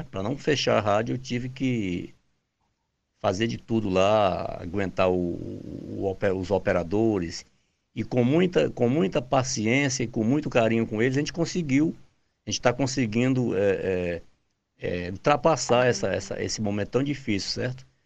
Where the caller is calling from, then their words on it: Itarema, Ceará, Brazil; Eu sou aqui do Ceará, da cidade de Itarema, e eu dirijo aqui uma rádio FM Rio das Garças